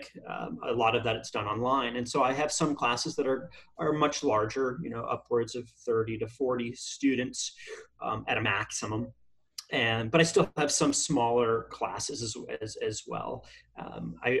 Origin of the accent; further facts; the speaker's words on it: Queensbury, New York, United States; also born or lived in Boston, Massachusetts; now in California, United States; Upstate New York, around Lake George, so way upstate